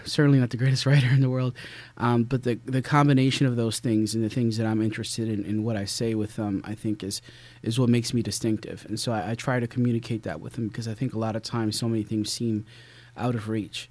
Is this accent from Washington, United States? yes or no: no; Philadelphia, Pennsylvania, United States; I grew up in Philadelphia